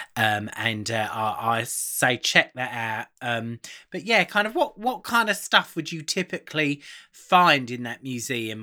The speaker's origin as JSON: {"language": "English", "town": "Aylesbury", "region": "South East England", "country": "United Kingdom", "said": "my family, obviously Carol and I are from Aylesbury in Buckinghamshire, um, but I come my family originally come from the East End. We're from Bow"}